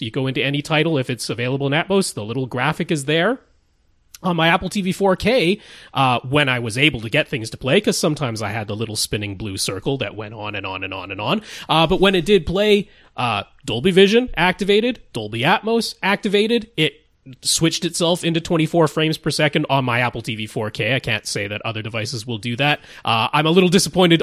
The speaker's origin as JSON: {"language": "English", "country": "Canada", "accent": "Canadian", "said": "I don't really try to get rid of my Canadian accent"}